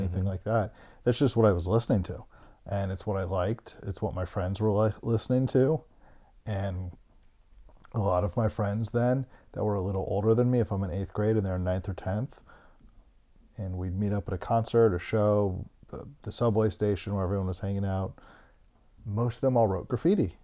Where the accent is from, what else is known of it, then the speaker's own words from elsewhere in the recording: Bethesda, Maryland, United States; also born or lived in Canton, Ohio; I was born in Canton, Ohio. I moved after third grade to Bethesda, Maryland